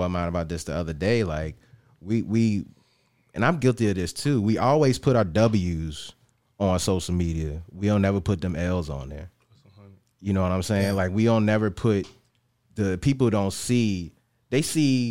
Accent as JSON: {"language": "English", "town": "New Kent", "region": "Virginia", "country": "United States", "also_born_or_lived": "East End, Richmond", "said": "I'm originally from New Kent"}